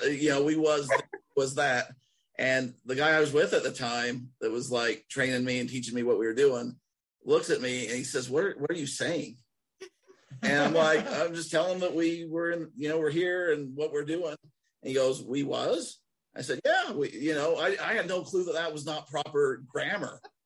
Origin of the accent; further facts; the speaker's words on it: Nephi, Utah, United States; accent: Utah; sounds like Nephi; moved away; I still probably sound like more Utah than a lot of people